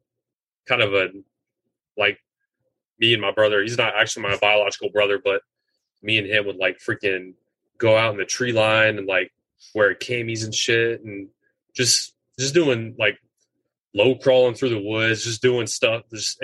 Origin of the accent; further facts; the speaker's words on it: Atlanta, Georgia, United States; I grew up in this south side of Atlanta pretty much my whole life.